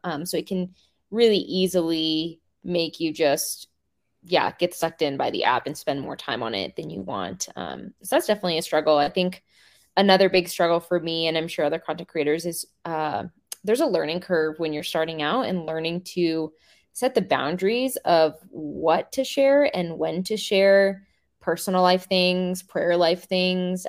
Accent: Seattle, Washington, United States; I grew up in the Seattle area

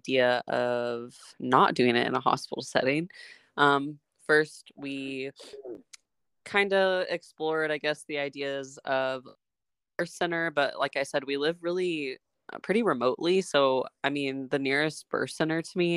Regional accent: Texas, United States; now in California, United States; I'm originally from Texas. My family and I live in California

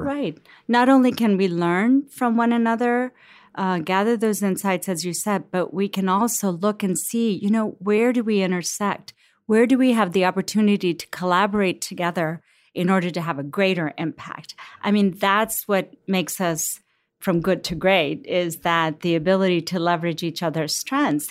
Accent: Cincinnati, Ohio, United States; also born or lived in Lahore, Pakistan; I grew up in Cincinnati. I'm a Cincinnati girl.

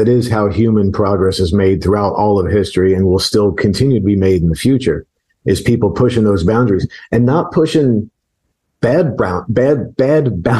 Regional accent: South Florida, United States; moved away as an adult; growing up in South Florida.

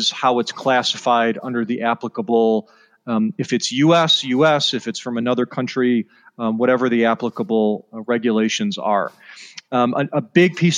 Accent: Evanston, Illinois, United States; I'm from the Chicago area originally. So I grew up a Northwestern Wildcats fan, which is a tough team to root for, and grew up in Evanston, Illinois, went to high school there

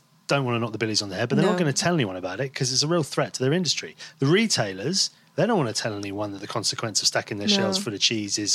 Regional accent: Devon, South West England, United Kingdom; moved away as an adult; also born or lived in London; I grew up in Devon, where, and by the sea

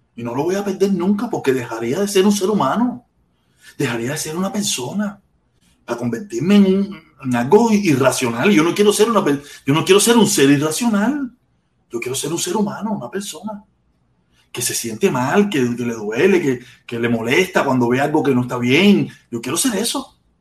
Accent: Cuba; moved away; Yo salí de Cuba con mucho, mucho, mucho odio

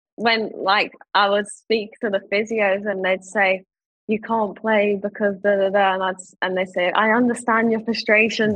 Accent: London, United Kingdom; born or raised there

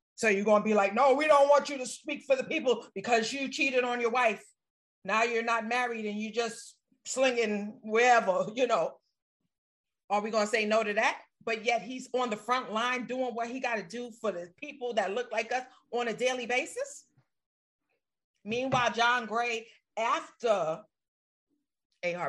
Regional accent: New York City, New York, United States; growing up in Brooklyn

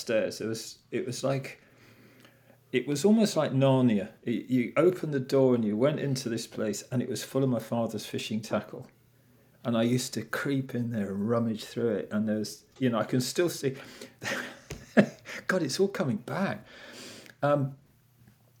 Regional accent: Whitstable, South East England, United Kingdom; I grew up in Whitstable

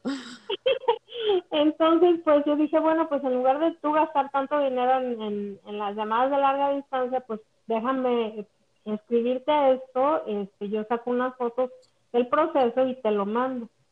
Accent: Mexico; moved away as an adult; now in Orlando, United States; soy originalmente de México, toda mi vida la, la viví en México

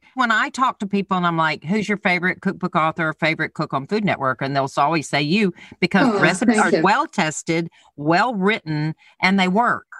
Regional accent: the South, United States; I'm from the South

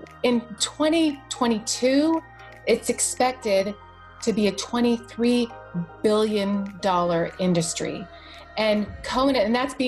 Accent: Bay Area, California, United States; I live and I'm from the Bay Area

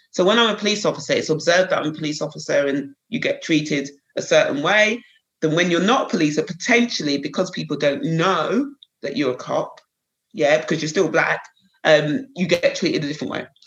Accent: Croydon, London, United Kingdom; I was brought up in Croydon, a little place just outside the town, outside London, local Croydon. Um, so I was born and bred there

